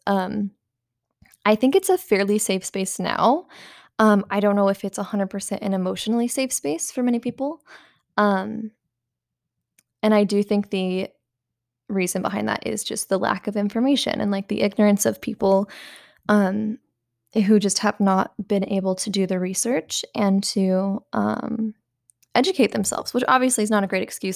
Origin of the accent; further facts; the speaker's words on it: the Bible Belt, United States; growing up in the Bible Belt